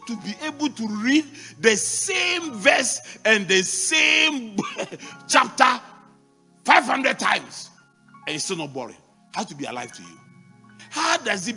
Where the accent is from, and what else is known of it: Mampong, Ghana; born or raised there